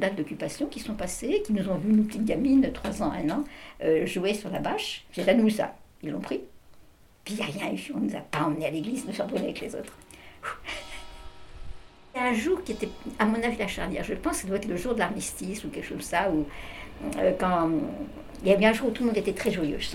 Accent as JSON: {"language": "French", "town": "Paris", "region": "Île-de-France", "country": "France", "tie": "born or raised there", "said": "je suis née à Paris pendant la guerre, pendant l'occupation en 41."}